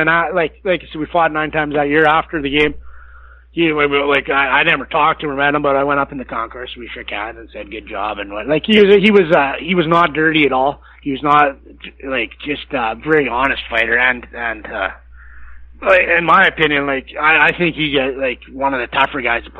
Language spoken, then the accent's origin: English; Massanutten, Virginia, United States; the first game in Massanutten when we played, I was pretty nervous, and it was my hometown and whatnot.